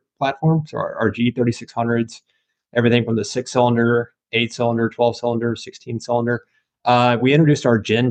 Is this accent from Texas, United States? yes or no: no; Nashville, Tennessee, United States; moved away; I'm from the Nashville, Tennessee area, grew up in Tennessee